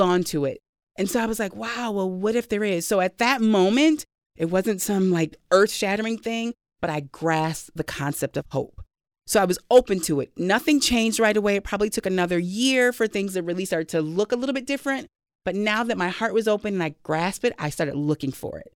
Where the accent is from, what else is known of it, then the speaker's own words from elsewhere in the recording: Saint Paul, Minnesota, United States; I grew up in Saint Paul